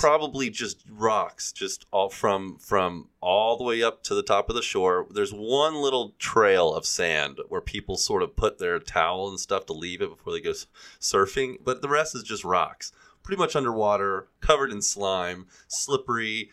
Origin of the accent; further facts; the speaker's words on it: Gulf Coast, United States; now in California, United States; I grew up on the Gulf Coast